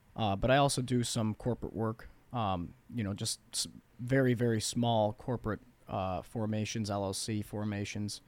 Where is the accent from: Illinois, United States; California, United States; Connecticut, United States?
Illinois, United States; Bloomingdale; I grew up in Bloomingdale